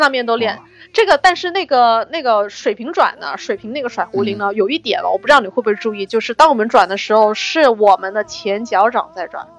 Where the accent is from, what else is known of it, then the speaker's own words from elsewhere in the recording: China; 我们中国人